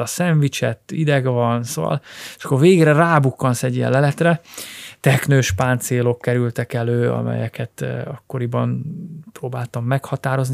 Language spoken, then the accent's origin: Hungarian; Ajka, Veszprém County, Hungary; a szülővárosomtól, Ajkától pár kilométer